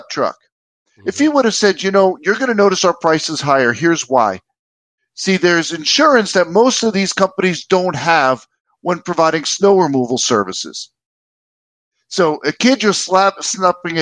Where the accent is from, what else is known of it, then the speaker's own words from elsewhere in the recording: United States; moved away as an adult; also born or lived in Washington D.C. metro area / New York City / New Jersey; now in Minnesota, United States; I grew up in New York City and New Jersey